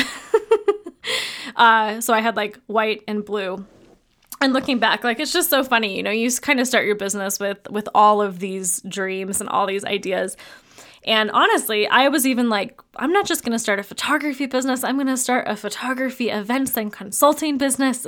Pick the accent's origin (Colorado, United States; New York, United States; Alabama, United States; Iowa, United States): Colorado, United States; Fort Collins; also born or lived in mountain ski town; We ended up moving back to my hometown of Fort Collins, Colorado, that actually is where we live currently